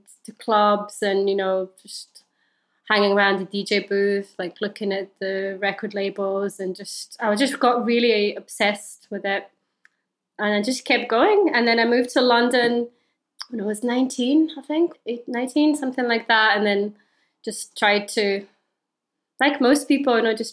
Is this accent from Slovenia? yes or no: yes; Slovenia; I grew up in Slovenia